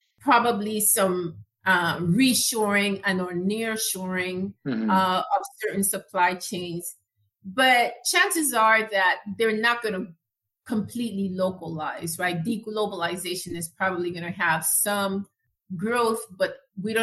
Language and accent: English; Panama; moved away; I'm originally from Panama